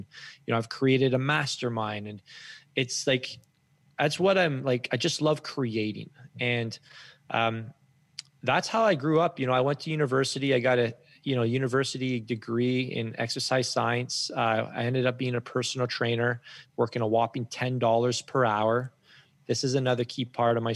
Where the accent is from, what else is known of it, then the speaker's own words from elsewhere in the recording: Guelph, Ontario, Canada; I grew up in Guelph, Ontario